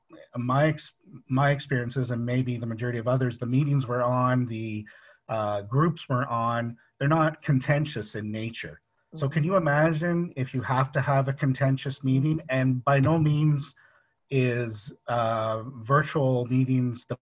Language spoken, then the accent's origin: English; England, United Kingdom; moved away; I'm originally from England